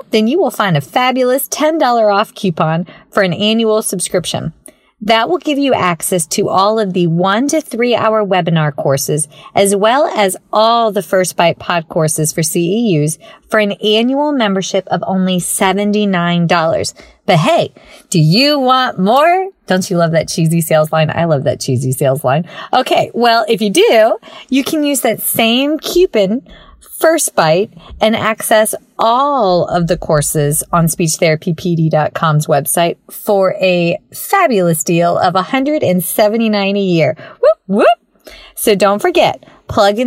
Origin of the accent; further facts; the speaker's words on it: American South, United States; accent: Southern; one of the most gracious and kind Southern women I know, although my accent may be slightly a bit thicker